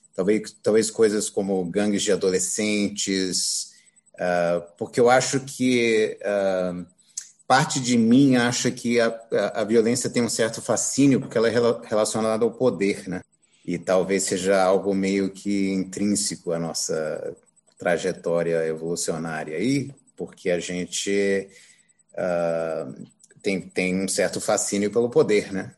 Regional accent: Brazil; crescendo aqui no Brasil

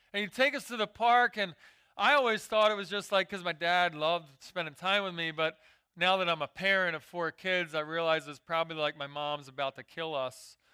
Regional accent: Philadelphia, Pennsylvania, United States; I grew up in Philadelphia

